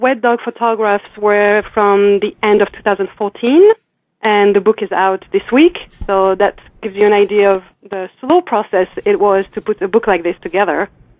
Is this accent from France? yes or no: yes; France; I'm from France.